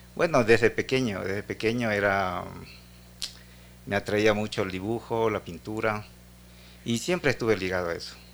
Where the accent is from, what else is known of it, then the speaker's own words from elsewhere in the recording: Esmeraldas, Ecuador; Esmeralda, que es mi tierra natal